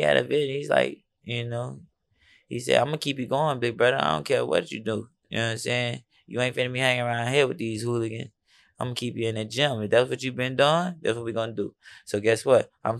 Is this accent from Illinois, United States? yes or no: yes; Chicago, Illinois, United States; also born or lived in New Orleans; now in Texas, United States; But I was in New Orleans after I came from Chicago originally.